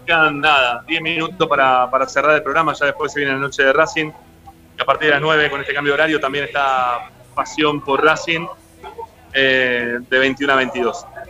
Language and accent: Spanish; Monte Grande, Buenos Aires Province, Argentina; yo soy de Monte Grande